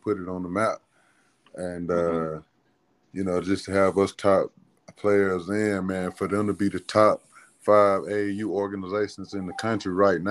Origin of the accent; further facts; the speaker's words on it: Cocoa, Florida, United States; moved away; also born or lived in Atlanta, Georgia; me born and raised in Cocoa, Florida